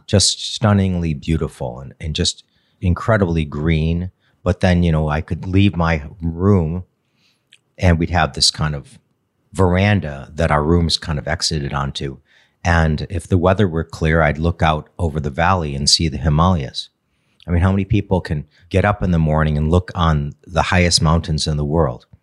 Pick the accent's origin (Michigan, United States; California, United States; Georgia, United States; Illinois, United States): Michigan, United States; Redford Township; also born or lived in Chicago; I grew up in D, the Detroit area